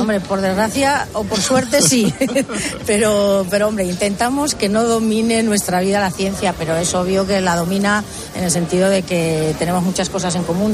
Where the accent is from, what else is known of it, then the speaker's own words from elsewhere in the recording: Spain; now in New York, United States; somos laboratorios españoles en Estados Unidos